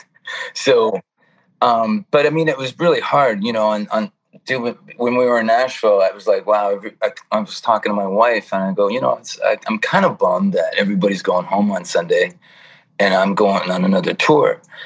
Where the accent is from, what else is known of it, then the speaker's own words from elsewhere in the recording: Toronto, Ontario, Canada; moved away as an adult; now in California, United States; I'm yeah, Toronto. Born, born and raised in Toronto, Canada. Uh, moved to California in '97